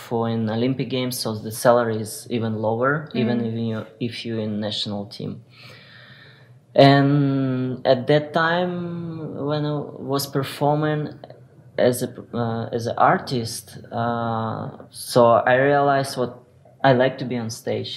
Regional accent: Ukraine; English is a second language; moved away as an adult; get out from my country, because I'm from Ukraine

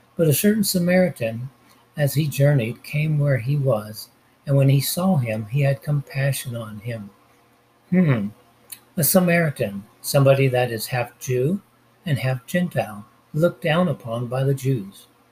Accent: Los Angeles, California, United States; I'm from Los Angeles, the city of angels. When I was 10 years old, me and my grandmother got on the bus in downtown

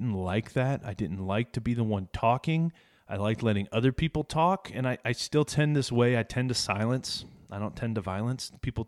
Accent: Ashkum, Illinois, United States; also born or lived in Chicago area / Wyoming / Dumas, Texas; then back to Illinois in a small town with 650 people called Ashcombe, Illinois, and that's where we lived up to Y2K time frame

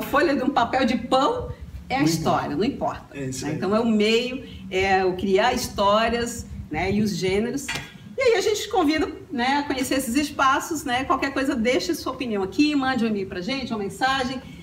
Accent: Brasília, Federal District, Brazil; moved away; eu sou de Brasília

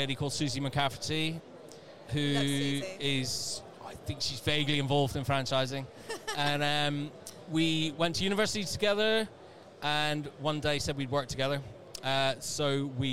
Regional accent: Northern Ireland, United Kingdom; moved away; Little town in Northern Ireland many, many years ago.

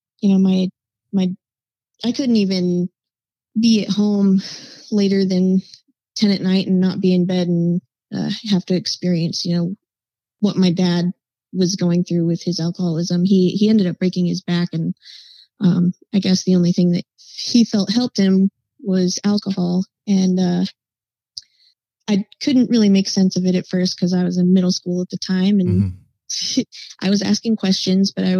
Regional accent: Albuquerque, New Mexico, United States; Was born and raised in Albuquerque, New Mexico, and I spent a lot of my life trying to get out of there

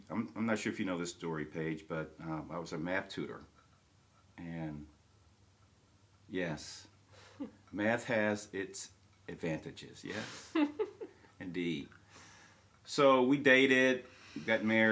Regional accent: Kansas City, Missouri, United States; Kansas City, Missouri. That's where I was born and raised

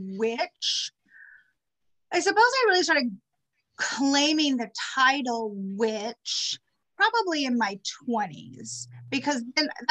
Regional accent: Forest Grove, Oregon, United States; moved away as an adult; also born or lived in Portland, Oregon / New Orleans, Louisiana / Dallas, Texas; now in Central California, United States; I am originally from a little town in Oregon called Forest Grove

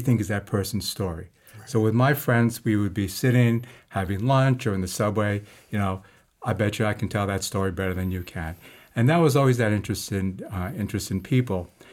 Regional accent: New York City, New York, United States; also born or lived in Harlem, New York; I was born in Harlem, um, and my family at that time uh, moved to Queens when I was just before preschool, um, and then grew up in Queens

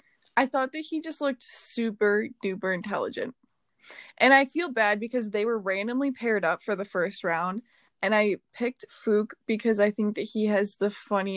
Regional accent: Wisconsin, United States; I was born in Wisconsin, but I was living in Wisconsin.

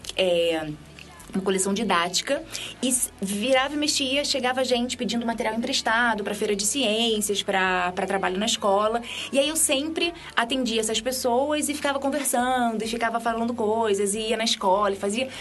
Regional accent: Rio de Janeiro, Brazil; moved away; eu sou lá do Rio de Janeiro

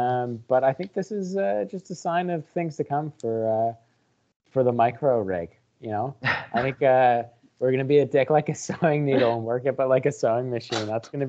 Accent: Canada; As a Canadian, we just fired our goalie.

